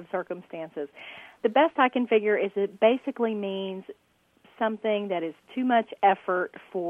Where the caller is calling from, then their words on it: Frankston, Texas, United States; I'm calling from Frankston, Texas.